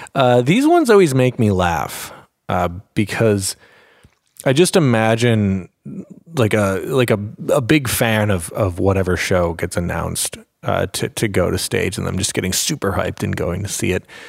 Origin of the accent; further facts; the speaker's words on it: Minneapolis, Minnesota, United States; Anime Detour, my hometown convention from Minneapolis